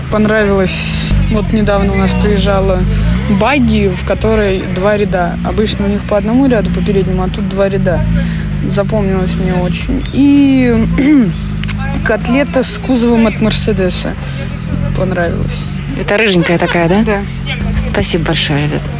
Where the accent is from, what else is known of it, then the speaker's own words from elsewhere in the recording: Saint Petersburg, Russia; тоже из э, Санкт-Петербурга.